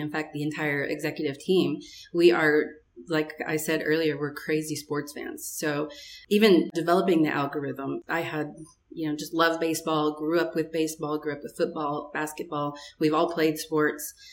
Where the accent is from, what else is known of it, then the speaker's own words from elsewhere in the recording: West Texas, United States; I come from this crazy sports family, growing up in West Texas in the world of Friday Night Lights